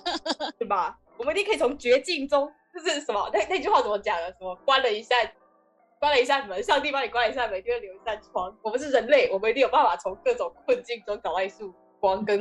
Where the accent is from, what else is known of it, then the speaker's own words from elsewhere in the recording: Kaohsiung, Taiwan; 我们是高雄人，